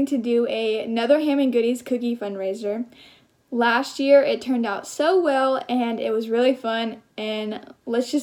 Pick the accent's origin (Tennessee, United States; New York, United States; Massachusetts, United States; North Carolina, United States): Tennessee, United States; Knoxville; my hometown, which is Knoxville